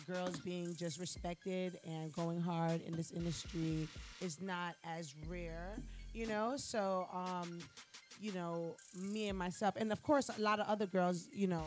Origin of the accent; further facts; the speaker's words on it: Miami, Florida, United States; I'm from the crib, I'm from Miami